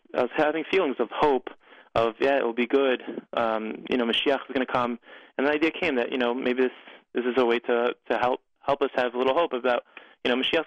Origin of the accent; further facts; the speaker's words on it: United States; moved away as an adult; now in Israel; I'm an American living in Eretz Yisrael